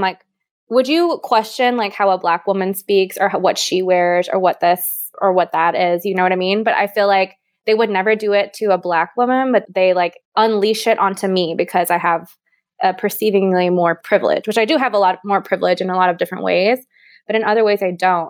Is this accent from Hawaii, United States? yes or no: yes; Hawaii, United States; now in Austin, United States; I was born and raised in Hawaii. I now live in Austin, Texas